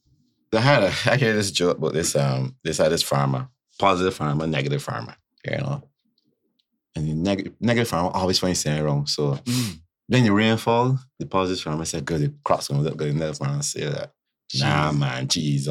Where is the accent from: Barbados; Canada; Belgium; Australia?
Barbados; accent: Bajan; I love my country. I love my Bayesian accent. I love my Bayesian culture, my roots